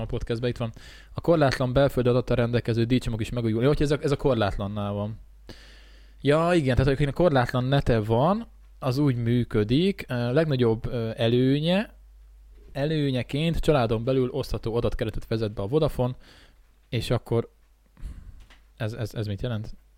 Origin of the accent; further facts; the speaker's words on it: Hungary; mi itt nőttünk fel